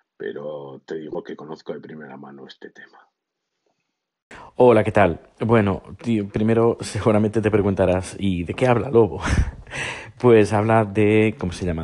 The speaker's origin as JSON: {"language": "Spanish", "region": "Navarre", "country": "Spain", "said": "siendo navarro"}